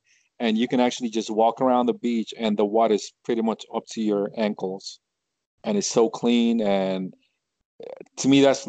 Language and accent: English; Miami, Florida, United States; also born or lived in Detroit / Pembroke Pines; I grew up in Miami, but now I live like kind of it's Broward County. Miami is a Dade County, and Fort Lauderdale is Broward County. And oh. I live like kind of like in the borderline between Miami and Fort Lauderdale